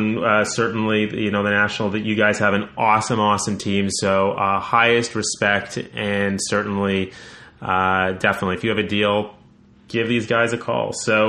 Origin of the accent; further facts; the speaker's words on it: Canada; I'm Canadian. I should be pumping up the Canadian thing